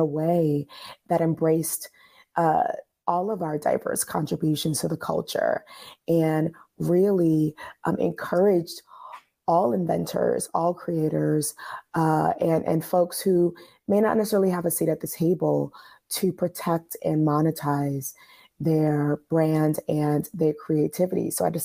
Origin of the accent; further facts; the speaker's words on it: New York City, New York, United States; I grew up in Coney Island. I grew up in Coney Island in Brooklyn, New York